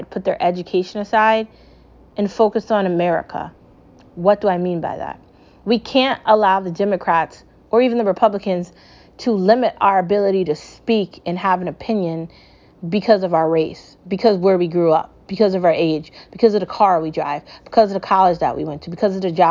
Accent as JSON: {"language": "English", "country": "United States", "said": "As an American"}